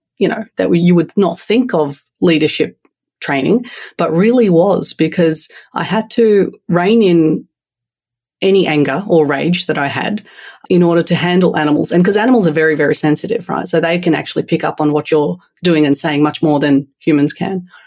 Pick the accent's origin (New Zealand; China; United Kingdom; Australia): Australia; accent: Australian; moved away as an adult; also born or lived in Turkey; now in United States; By my accent, I'll let you know first and foremost, I'm raised in Australia